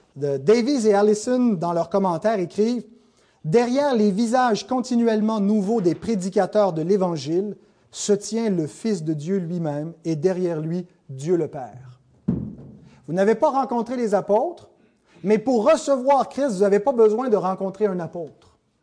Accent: Canada; on est Canadien

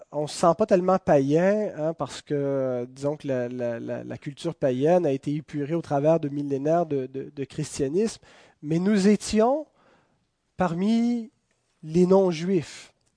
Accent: Quebec, Canada; Nous sommes citoyens de ce pays, nous sommes des Canadiens, nous sommes des Québécois

